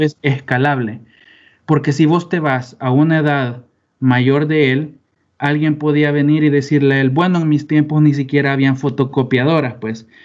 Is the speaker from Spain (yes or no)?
no; El Salvador; además de salvadoreños, somos